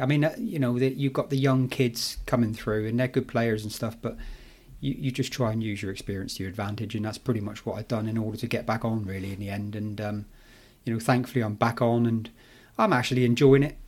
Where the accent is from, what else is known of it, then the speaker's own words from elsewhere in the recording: Plymouth, South West England, United Kingdom; in Plymouth, in my hometown